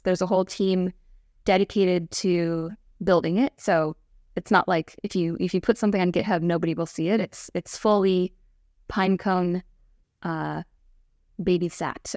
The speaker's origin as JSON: {"language": "English", "area": "Westchester", "region": "New York", "country": "United States", "also_born_or_lived": "Oregon", "moved": "as an adult", "lives_now": "Bay Area, United States", "said": "From Westchester"}